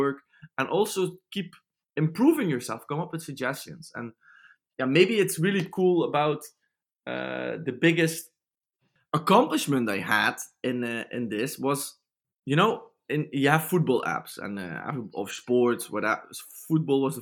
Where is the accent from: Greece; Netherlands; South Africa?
Netherlands; Limburg; I'm from Limburg, so that's a bit German alike